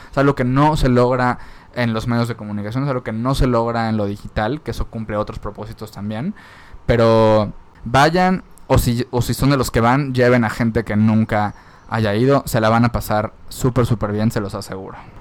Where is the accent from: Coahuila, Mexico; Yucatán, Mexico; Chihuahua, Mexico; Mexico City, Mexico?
Yucatán, Mexico; Mérida; en Mérida, yo soy de Mérida